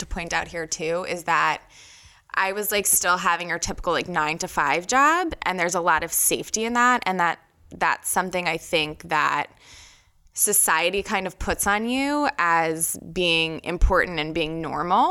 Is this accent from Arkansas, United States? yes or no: no; New York, United States; now in Philadelphia, United States; I grew up in New York